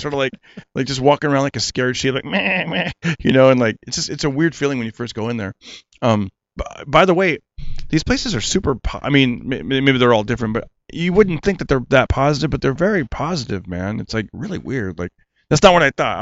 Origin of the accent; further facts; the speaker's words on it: Fresno, California, United States; my hometown